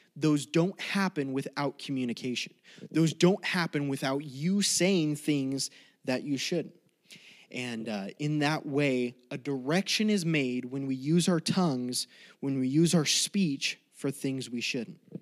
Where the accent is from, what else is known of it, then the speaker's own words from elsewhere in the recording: Colorado, United States; moved away as an adult; also born or lived in California; growing up in Colorado